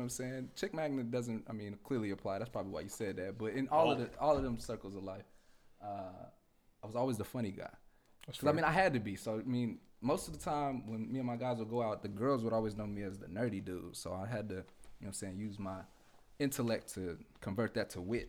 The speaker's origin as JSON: {"language": "English", "region": "California", "country": "United States", "tie": "born or raised there", "also_born_or_lived": "New York", "moved": "yes", "said": "I was born in California"}